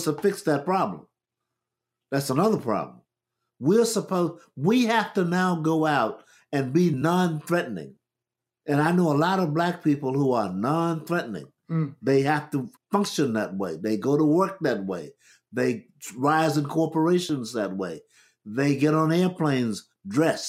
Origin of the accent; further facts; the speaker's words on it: United States; We grew up in America.